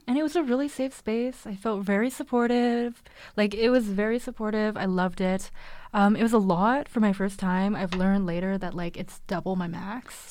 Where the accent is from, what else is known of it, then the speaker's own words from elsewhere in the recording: Vancouver, British Columbia, Canada; I've grown up in Vancouver, lived here my whole life